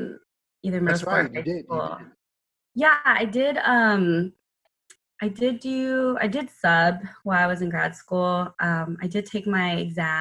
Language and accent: English; San Antonio, Texas, United States; I currently am living in San Antonio. I'm from San Antonio.